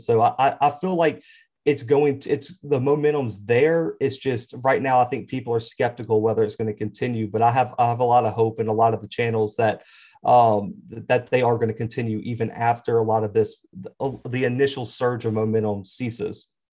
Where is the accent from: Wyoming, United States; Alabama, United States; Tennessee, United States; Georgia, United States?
Alabama, United States; Mobile; I'm originally from Mobile, Alabama